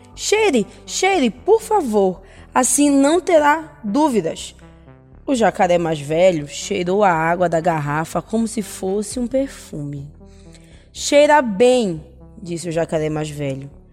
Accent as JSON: {"language": "Portuguese", "area": "Maiauatá river", "region": "interior of Pará", "country": "Brazil", "said": "venho do interior do Pará, lá do rio Maiauatá"}